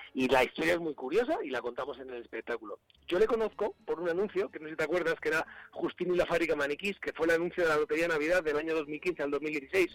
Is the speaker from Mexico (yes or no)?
no; Asturias, Spain; soy asturiano